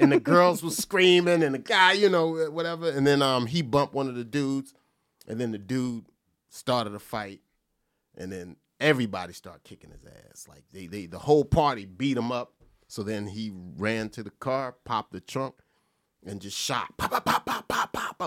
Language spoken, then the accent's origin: English; Perth Amboy, New Jersey, United States; Perth Amboy, New Jersey